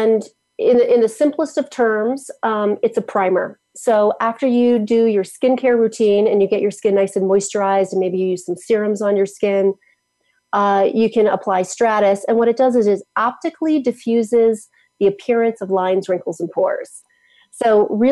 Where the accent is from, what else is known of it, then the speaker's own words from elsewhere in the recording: United States; I grew up in Washington